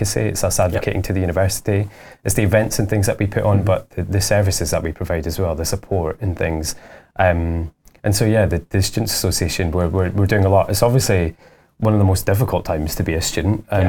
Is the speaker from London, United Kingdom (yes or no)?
no; Dundee, Scotland, United Kingdom; I grew up in Dundee, and I lived there for most of my life.